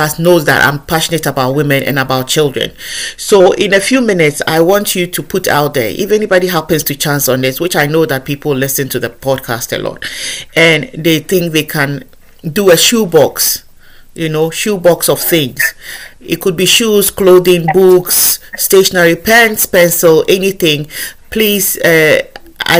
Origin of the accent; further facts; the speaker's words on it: Ghana; moved away; where I come from, Ghana. I'm originally from Ghana